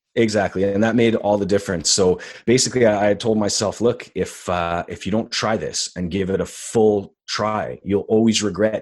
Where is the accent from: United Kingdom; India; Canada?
Canada; Montreal, Quebec; first language English; my hometown is Montreal